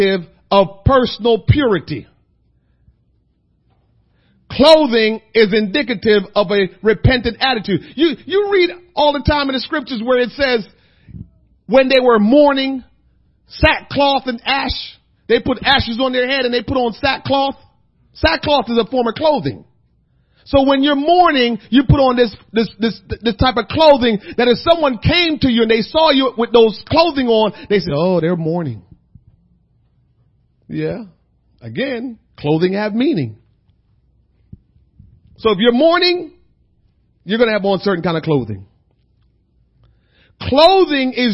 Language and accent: English; Jamaica; also born or lived in New Jersey; now in United States; being a Jamaican guy living in America, and I had Jamaican friends and American friends